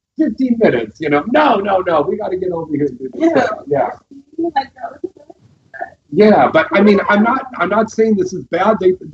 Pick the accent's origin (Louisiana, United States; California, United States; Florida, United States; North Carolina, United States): California, United States; San Jose; I'm from the Bay Area. Okay. Yeah, Santa Clara, San Jose.